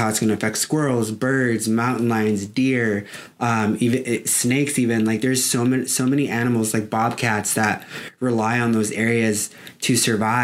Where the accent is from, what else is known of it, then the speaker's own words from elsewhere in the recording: San Diego, California, United States; now in Phoenix, United States; I'm from San Diego